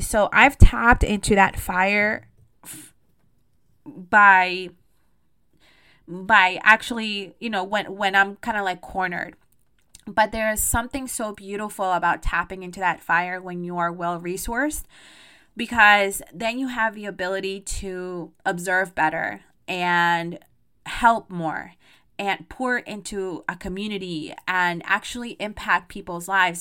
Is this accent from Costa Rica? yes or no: yes; Costa Rica; Costa Rica 'cause that's where I'm from